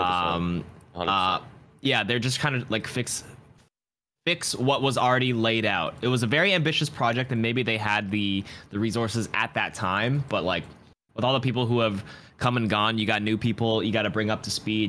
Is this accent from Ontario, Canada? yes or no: yes; Toronto, Ontario, Canada; I'm from Toronto